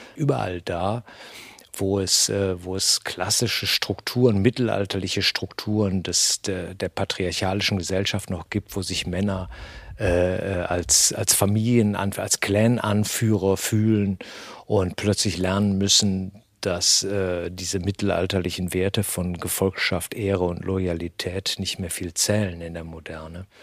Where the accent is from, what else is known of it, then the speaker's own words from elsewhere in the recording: Germany; hier bei uns in Deutschland